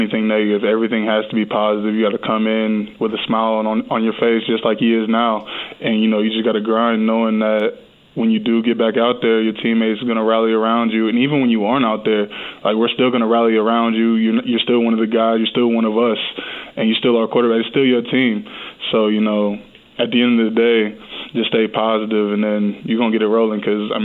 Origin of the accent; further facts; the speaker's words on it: Ohio, United States; I'm from Ohio, so, you know, I'm used to the cold weather